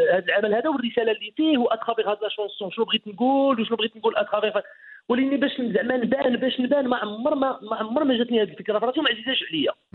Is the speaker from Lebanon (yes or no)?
no; Ait Ichou / near Khemisset, Rabat-Salé-Kénitra, Morocco; moved away; also born or lived in France; انا من تيم كساوين يعني قريب للخميسات